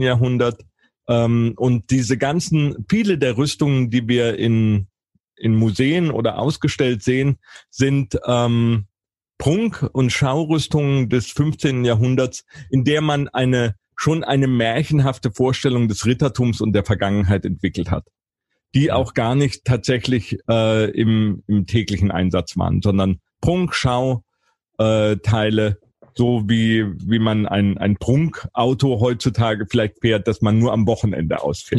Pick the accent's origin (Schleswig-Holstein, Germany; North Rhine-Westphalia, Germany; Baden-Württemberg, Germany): Baden-Württemberg, Germany; Karlsruhe; in Karlsruhe, in meiner Heimatstadt